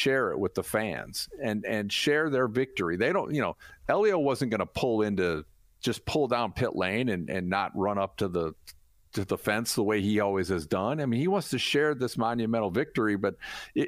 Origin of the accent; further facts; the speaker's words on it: Ohio, United States; I'm from Ohio